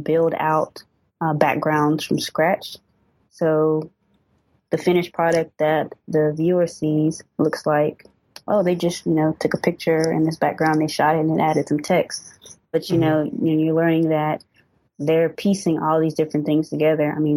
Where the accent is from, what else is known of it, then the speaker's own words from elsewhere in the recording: Winston-Salem, North Carolina, United States; also born or lived in Raleigh, North Carolina; now in Charlotte, United States; I'm originally from Winston-Salem, so I'm only about like an hour away from home